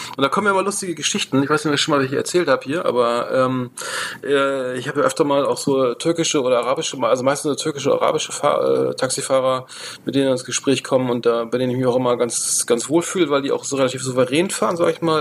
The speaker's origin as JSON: {"language": "German", "region": "Bremen", "country": "Germany", "said": "ich komme aus Bremen"}